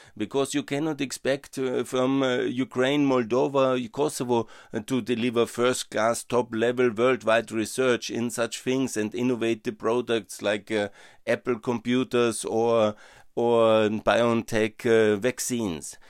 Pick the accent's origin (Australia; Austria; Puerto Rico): Austria; Upper Austria; I'm from Upper Austria